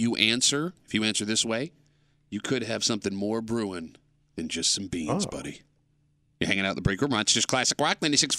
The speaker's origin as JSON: {"language": "English", "town": "Gates", "region": "New York", "country": "United States", "tie": "born or raised there", "said": "I grew up in Gates, man."}